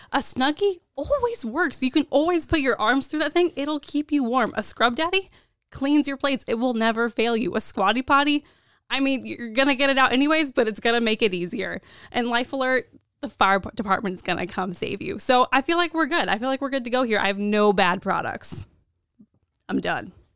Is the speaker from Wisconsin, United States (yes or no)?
no; Kansas, United States; I grew up in Kansas